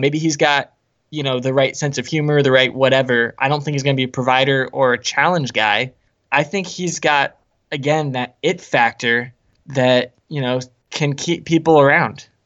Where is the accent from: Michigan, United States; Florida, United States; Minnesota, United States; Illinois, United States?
Florida, United States; Ocala; I was born there.